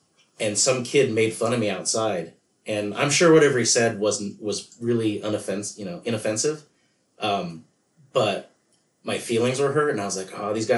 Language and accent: English; Chula Vista, California, United States; I grew up in Chula Vista, which is just south of San Diego.